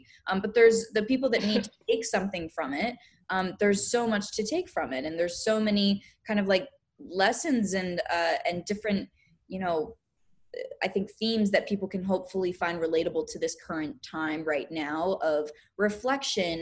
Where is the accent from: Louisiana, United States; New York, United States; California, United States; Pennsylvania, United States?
Pennsylvania, United States; I grew up dancing in Pennsylvania from the time that I was around 2 years old.